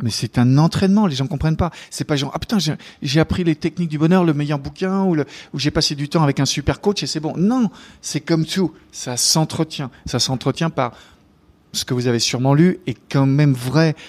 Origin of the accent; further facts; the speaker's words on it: France; now in New York, United States; en tant que Français.